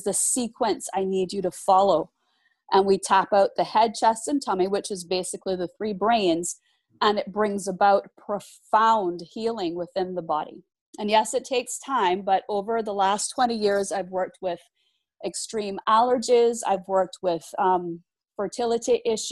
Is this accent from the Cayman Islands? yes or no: yes; Cayman Islands; we are a British overseas territory